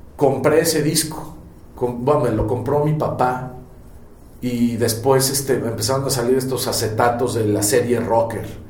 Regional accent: Mexico; Me asumo como, un, como una persona completamente bicultural, porque eh, no soy español 100%, eh, ni en mi forma de ser, de pensar, de actuar, etc. Y tampoco soy mexicano 100%

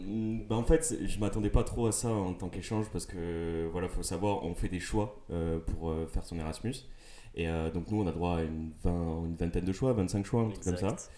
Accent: Toulouse, Occitania, France; je viens de Toulouse

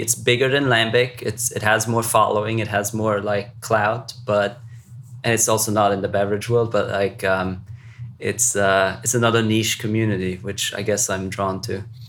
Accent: Luxembourg; growing up in Luxembourg

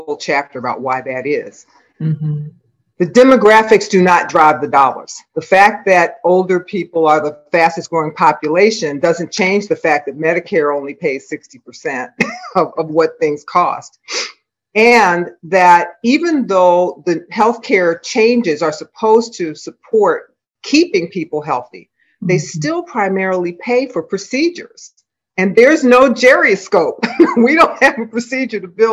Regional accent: Philadelphia, Pennsylvania, United States; I was raised in North Philadelphia in a very close, huge extended family.

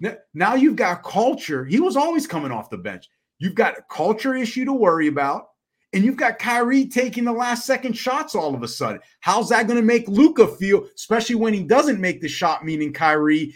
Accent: United States; we're Americans

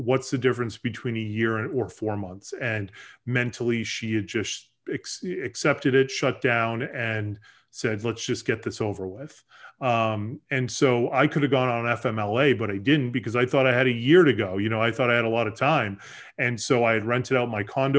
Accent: Boston, Massachusetts, United States; moved away as an adult; also born or lived in Boulder, Colorado; I grew up in the Boston area. After college, I moved out to Colorado

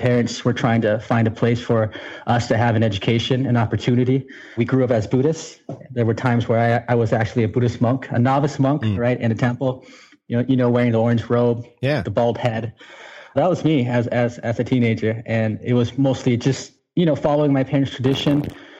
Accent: United States; And I grew up in the United States in different places. We did a lot of moving because we actually got into a lot of trouble, my brother and I. And just being refugees, we grew up in some pretty rough communities.

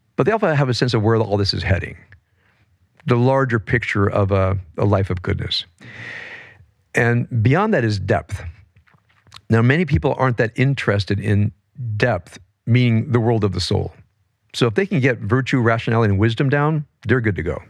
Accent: Compton, California, United States; I grew up in Compton as a, as a white kid

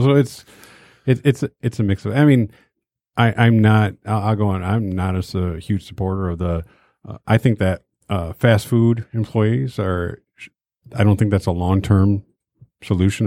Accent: Detroit, Michigan, United States; I grew up in Detroit.

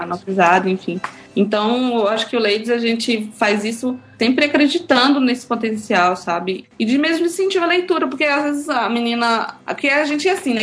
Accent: Eunápolis, Bahia, Brazil; now in Belo Horizonte, Brazil; eu sou do interior da Bahia, cidade chama Eunápolis.

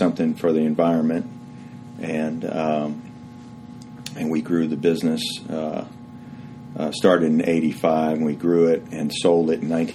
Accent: Houston, Texas, United States; I grew up in Houston and went to school at University of Texas

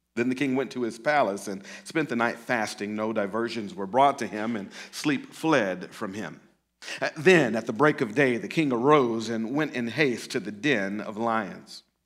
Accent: Pearl, Mississippi, United States; moved away as an adult; also born or lived in Jackson, Mississippi / Oakland, California; I was raised in a small town outside of Jackson, which is even smaller. And so, uh, that was a place called Pearl, Mississippi

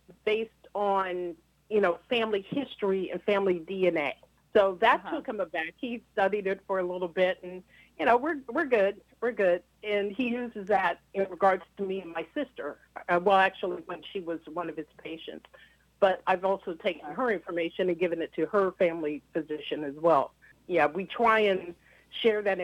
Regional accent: Youngstown, Ohio, United States; I grew up in Third Baptist Church

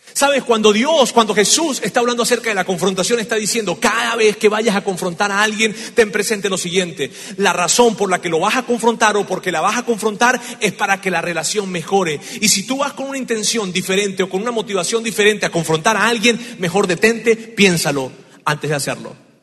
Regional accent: Venezuela; moved away; En mi tierra hay una, hay una frase, en Venezuela hay una frase que decimos así

